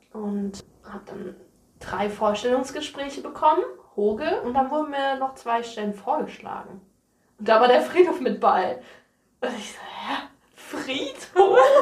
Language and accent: German; near Mainz, Rhineland-Palatinate, Germany; moved away as an adult; now in Niebüll, Germany; Ich komme aus der Nähe von Mainz, das ist in Rheinland-Pfalz